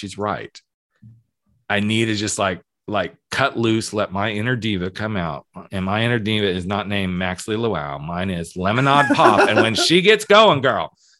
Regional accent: the South, United States; I was born in the South

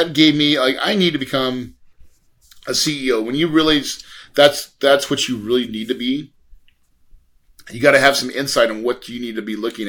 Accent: West Plains, Missouri, United States; I'm from West Plains, Missouri, right? So like the Ozarks, true Ozarks.

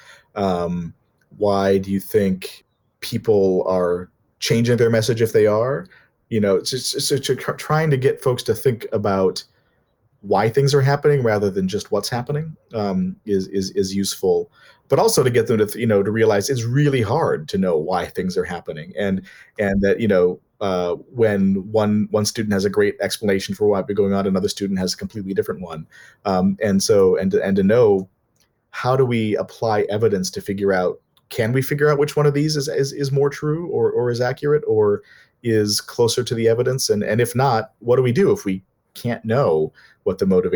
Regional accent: Minnesota, United States; I'm from Minnesota

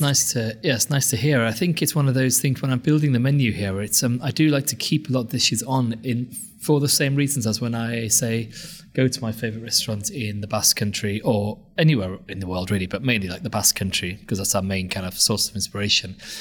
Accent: Anglesey, North Wales, United Kingdom; now in London, United Kingdom; when I was growing up in Wales

